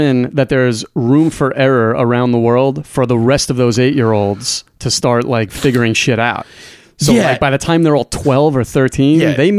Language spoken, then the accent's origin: English; Killeen, Texas, United States; I'm from Killeen.